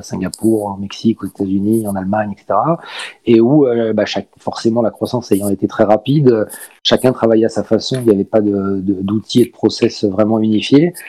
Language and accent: French; Paris, Île-de-France, France; moved away as an adult; now in Marseille, France; Je suis originaire de Paris, mais je suis venu faire mes études à l'âge de 18 ans euh, dans, cette belle région et je suis jamais reparti